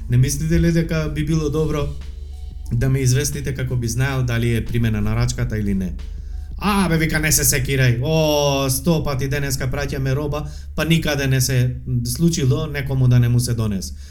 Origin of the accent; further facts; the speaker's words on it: Tetovo, Polog, North Macedonia; accent: Tetovo dialect; Зборам на Тетовски сега, бидејќи живеам, нели, и сум од Тетово.